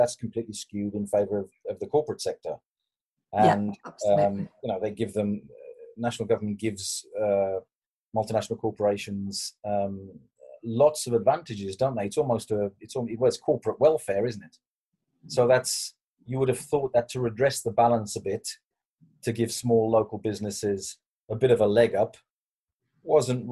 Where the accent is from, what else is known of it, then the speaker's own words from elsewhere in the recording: Dudley, West Midlands, United Kingdom; I'm actually from Dudley.